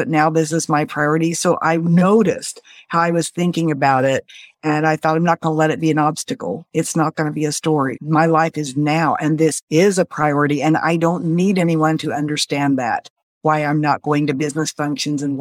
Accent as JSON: {"language": "English", "town": "Springfield", "region": "Missouri", "country": "United States", "tie": "born or raised there", "said": "I grew up in the Midwest in Springfield, Missouri. I still live here."}